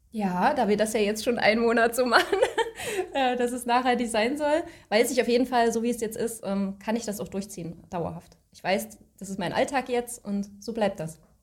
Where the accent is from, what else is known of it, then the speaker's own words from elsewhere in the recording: Leipzig, Saxony, Germany; komme aus Leipzig